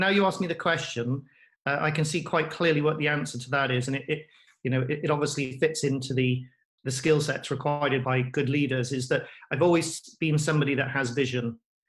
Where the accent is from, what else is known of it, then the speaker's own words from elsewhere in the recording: Wales, United Kingdom; But I got to be careful as a Welshman. Rugby should always be first.